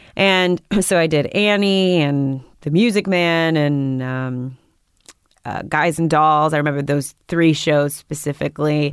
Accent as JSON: {"language": "English", "region": "New York", "country": "United States", "tie": "born or raised there", "also_born_or_lived": "Berlin, Germany", "said": "I grew up in Washington Heights."}